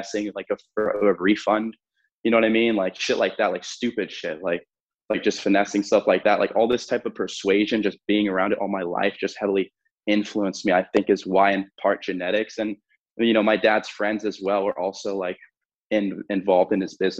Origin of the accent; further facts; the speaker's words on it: Fort Lauderdale, Florida, United States; also born or lived in New Mexico; born in New Mexico, moved to Fort Lauderdale when I was a few years old, grew up mostly with my dad